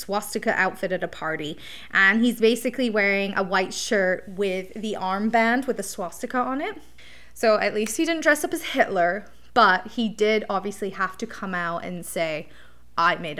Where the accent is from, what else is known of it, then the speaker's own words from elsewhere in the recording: England, United Kingdom; now in Canada; growing up in England